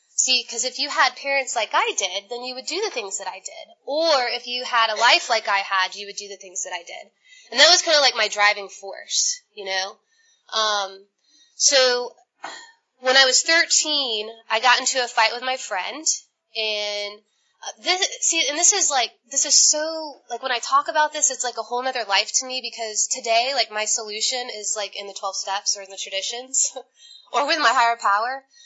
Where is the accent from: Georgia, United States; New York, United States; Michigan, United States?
Georgia, United States; Atlanta; I'm from Atlanta